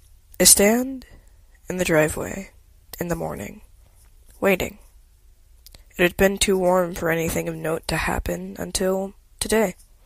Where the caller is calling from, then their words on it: Lawrenceville, Georgia, United States; I'm recording from Lawrenceville, Georgia.